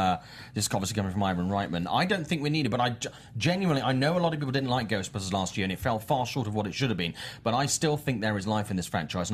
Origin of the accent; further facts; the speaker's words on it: United Kingdom; I'm British